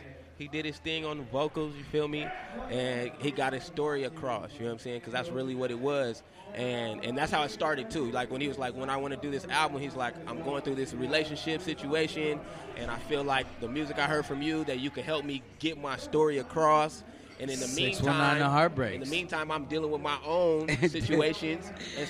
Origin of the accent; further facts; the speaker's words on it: St. Louis, Missouri, United States; born there; I was born in St. Louis.